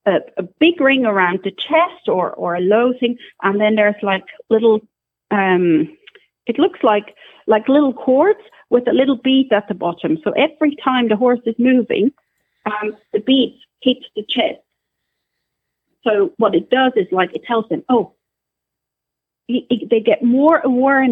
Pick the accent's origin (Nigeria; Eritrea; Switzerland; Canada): Switzerland; also born or lived in Scotland; now in Ireland; I'm originally from Switzerland. Then I used to work in Scotland for a while, for several years, and now we're in Ireland.